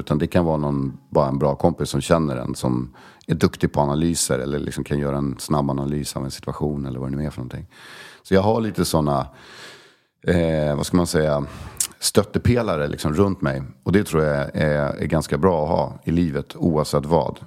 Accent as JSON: {"language": "Swedish", "town": "Stockholm", "region": "Stockholm County", "country": "Sweden", "tie": "born or raised there", "also_born_or_lived": "Koster, west coast of Sweden (summers)", "said": "Södermalm, absolut, jag är ju uppväxt där."}